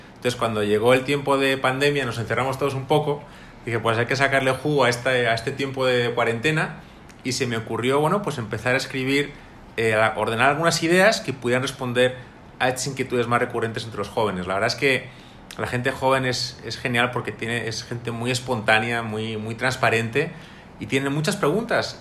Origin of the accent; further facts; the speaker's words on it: Madrid, Community of Madrid, Spain; moved away as an adult; now in Monterrey, Mexico; soy de Madrid, España